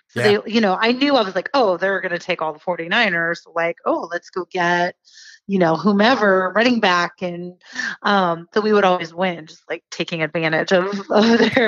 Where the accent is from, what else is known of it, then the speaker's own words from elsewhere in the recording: California, United States; also born or lived in Santa Monica / Fresno; So I was born in Santa Monica, California. And kind of, we were there for a few years, and then I was in the Central Valley of California, like Fresno, for a little bit of my childhood. And then we moved up to the Bay Area for basically high school.